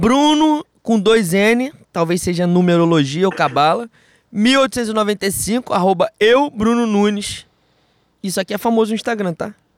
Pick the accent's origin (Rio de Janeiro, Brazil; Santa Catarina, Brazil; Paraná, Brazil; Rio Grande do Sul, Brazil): Rio de Janeiro, Brazil; Eu sou de Bangu